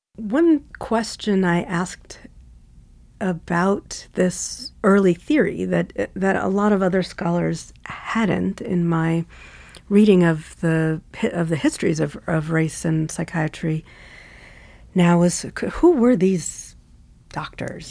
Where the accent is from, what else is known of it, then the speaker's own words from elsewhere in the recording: New York City, New York, United States; I grew up in New York City, in Queens, in a neighborhood called Laurelton, which is near JFK Airport